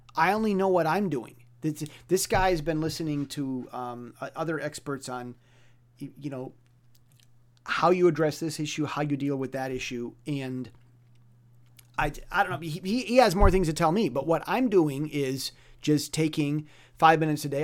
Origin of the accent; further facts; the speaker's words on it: United States; moved away as an adult; now in Taiwan; I'm, I'm an American.